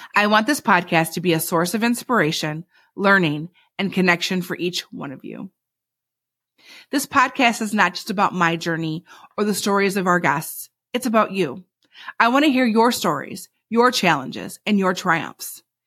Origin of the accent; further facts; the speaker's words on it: Michigan, United States; also born or lived in Alabama / Brazil / Spain / North Carolina; now in Pennsylvania, United States; I was born in Alabama, raised in Michigan, and I've lived in Brazil, Spain, North Carolina, Virginia, and now Pennsylvania